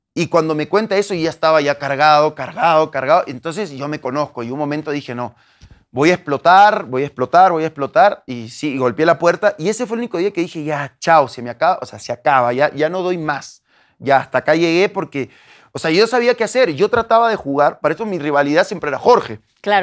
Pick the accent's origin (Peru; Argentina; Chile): Peru; moved away as an adult; now in Mexico; yo soy peruano, yo soy peruano, nacido en Perú, nacido en mi barrio, vengo de un barrio